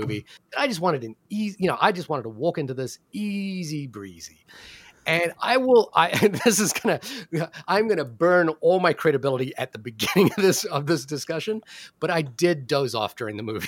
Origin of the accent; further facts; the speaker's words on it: New Zealand; I'm from New Zealand